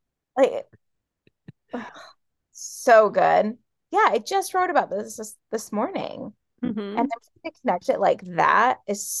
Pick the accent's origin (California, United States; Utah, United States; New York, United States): New York, United States; also born or lived in Florida / Hawaii / Kentucky / Oklahoma; So I grew up in New York and then I moved to Florida, lived there for like 4 years, and then moved to Hawaii and lived there for 3 years.